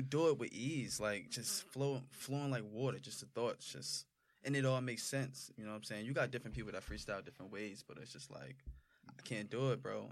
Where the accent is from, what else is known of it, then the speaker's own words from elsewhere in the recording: Roselle, New Jersey, United States; also born or lived in Irvington, New Jersey; I just grew up in Roselle